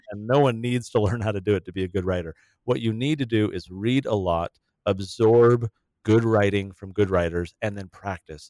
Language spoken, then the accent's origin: English; San Diego, California, United States; moved away; the city where we grew up in San Diego